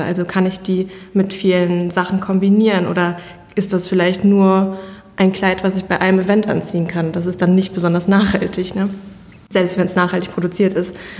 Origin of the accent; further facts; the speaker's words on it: Iserlohn, North Rhine-Westphalia, Germany; also born or lived in Canada; bin halb Kanadierin und halb Deutsch. Mein Papa kommt hier aus Iserlohn und daher ist es natürlich für mich auch meine Heimat